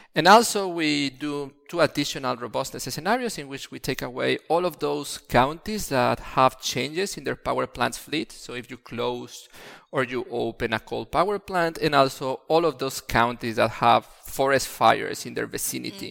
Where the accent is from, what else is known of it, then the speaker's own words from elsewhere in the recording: Mexico City, Mexico; moved away as an adult; now in Italy; I come from Mexico City, and Mexico City is constantly having pollution-related issues